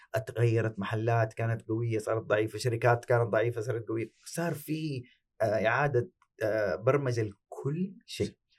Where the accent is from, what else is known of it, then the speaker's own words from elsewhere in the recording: Saudi Arabia; عندنا في السعوديه